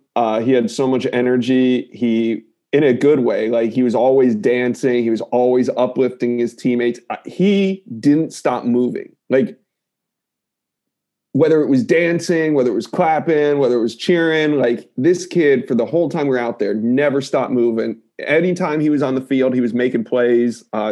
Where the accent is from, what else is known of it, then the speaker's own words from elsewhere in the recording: Maryland, United States; I recruit, I'm from Maryland and he's from Baltimore